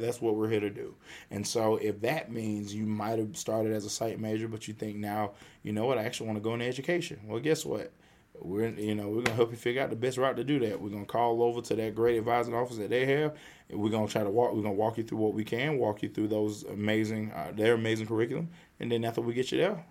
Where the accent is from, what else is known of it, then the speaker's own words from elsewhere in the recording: the South, United States; I'm, I'm a Southerner